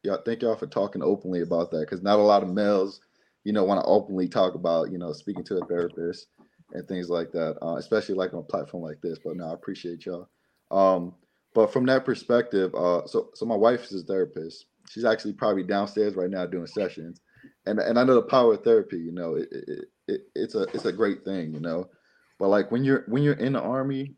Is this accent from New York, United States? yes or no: no; Jersey City, New Jersey, United States; now in Washington, United States; we all from Jersey City. We grew up in trauma.